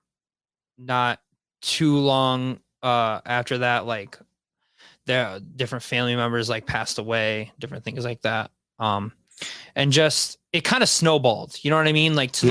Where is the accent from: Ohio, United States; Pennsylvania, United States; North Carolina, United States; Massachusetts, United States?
Ohio, United States; Wauseon; moved away; I grew up in Wauseon, Ohio